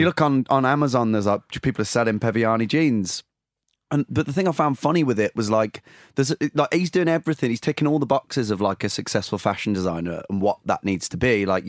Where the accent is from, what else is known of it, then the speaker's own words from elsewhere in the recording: United Kingdom; I think that, the especially being a British, like, you just want to, like, you want to avoid awkwardness so much.